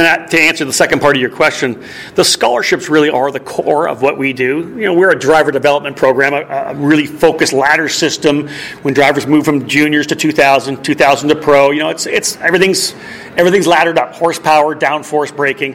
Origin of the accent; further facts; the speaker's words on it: Milton, Ontario, Canada; I was born in Milton.